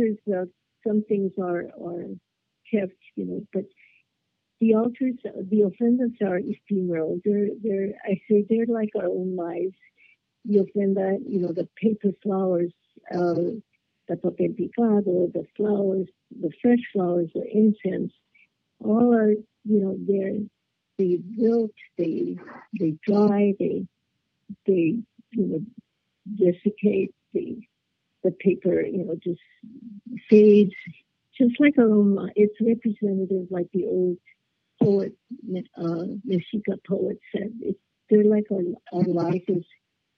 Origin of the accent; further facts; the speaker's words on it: Los Angeles, California, United States; in my own neighborhood, of East LA. City Terrace is part of East